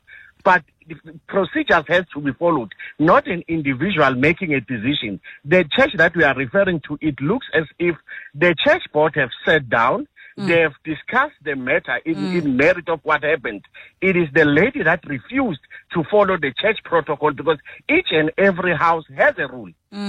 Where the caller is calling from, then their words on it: Pretoria, Gauteng, South Africa; I'm calling you from Pretoria.